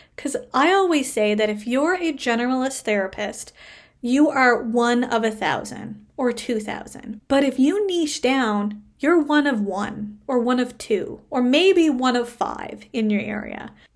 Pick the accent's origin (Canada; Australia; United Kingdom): Canada; I am a Canadian social worker